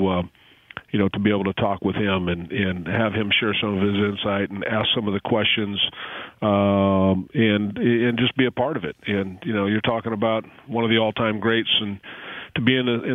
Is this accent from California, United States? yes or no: yes; Hayward, California, United States; I grew up in Hayward, which is about 10 minutes from Oakland